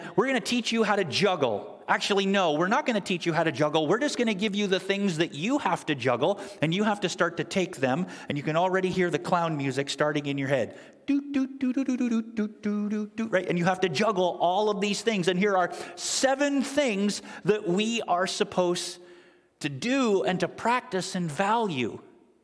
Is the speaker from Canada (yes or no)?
yes; Canada; now in United States; my family and I, most of you know that we're originally from Canada